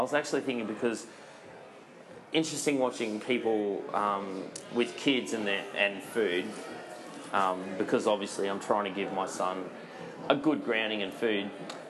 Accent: Gladstone, Queensland, Australia; moved away; also born or lived in Brisbane; I grew up in Gladstone. We used to, in a fishing family, so always had fresh fish, always had fresh whiting. And then, obviously, when I came to Brisbane

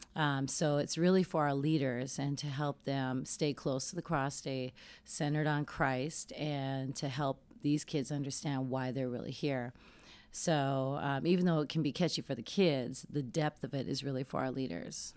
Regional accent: Denver, Colorado, United States; I'm from Denver, Colorado

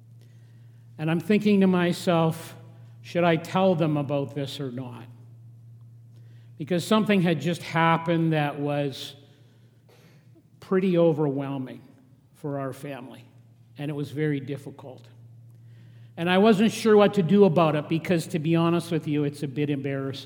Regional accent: Regina, Saskatchewan, Canada; now in Lethbridge, Canada; I grew up in Regina

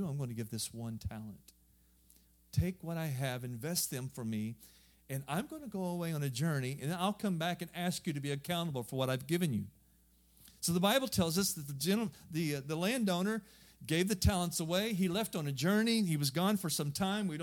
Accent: southern Missouri, United States; moved away as an adult; now in Europe; I'm just a hillbilly. I'm from southern Missouri

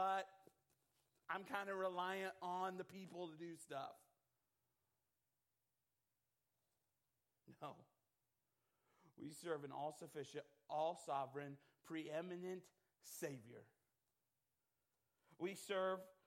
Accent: United States; being an American

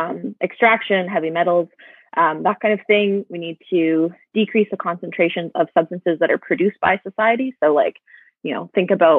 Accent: Saskatchewan, Canada; moved away as an adult; now in British Columbia, Canada; I was born in Treaty 6 territory. Did both of my degrees at the University of Saskatchewan, and I moved to British Columbia a year and a half ago.

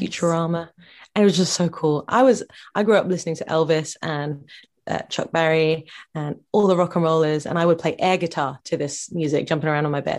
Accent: Bedford, East of England, United Kingdom; my hometown of Bedford, Bedfordshire.

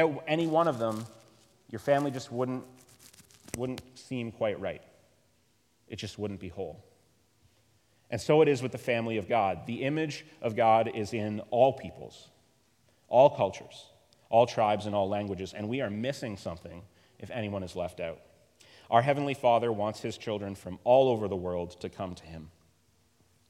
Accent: Canada; I am very Canadian, and I retain that identity

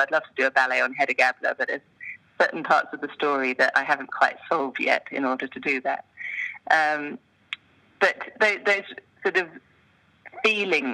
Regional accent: United Kingdom; moved away as an adult; now in Switzerland; most of my choreographic experience had been as a British-based choreographer internationally, but that was really my anchor. And coming from this storytelling British background

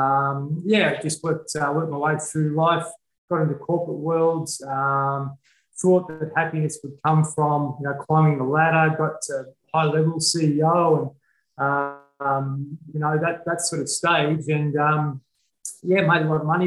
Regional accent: Horsham, Victoria, Australia; I was brought up in Horsham in country Victoria, like a little farming town or a farming town

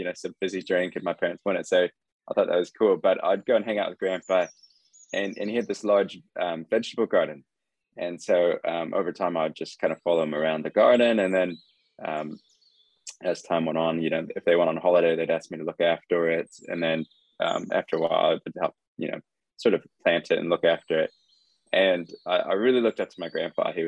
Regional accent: California, United States; moved away as an adult; now in New Zealand; I grew up in California, actually, not New Zealand.

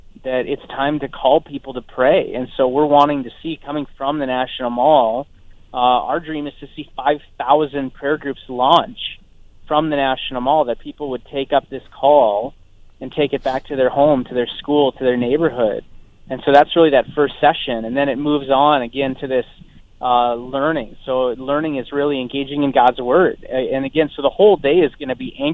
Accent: North Dakota, United States; I'm from North Dakota

